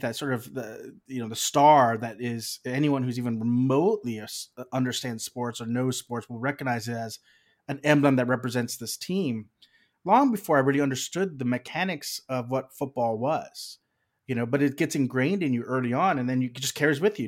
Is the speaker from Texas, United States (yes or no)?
yes; South Texas, United States; moved away as an adult; also born or lived in Austin, Texas; now in Los Angeles, United States; I'm originally from South Texas.